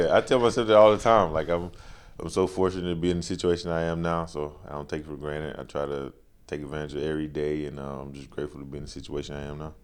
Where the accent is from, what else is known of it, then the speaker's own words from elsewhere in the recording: Charlotte, North Carolina, United States; Charlotte, North Carolina